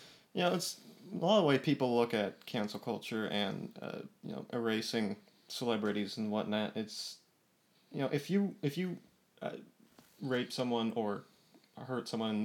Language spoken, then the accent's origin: English; California, United States; also born or lived in Boston; now in Florida, United States; I was originally from California and moved down to Florida and had a 2-year jaunt to Boston, and we realized it was too cold and came back down here, Florida.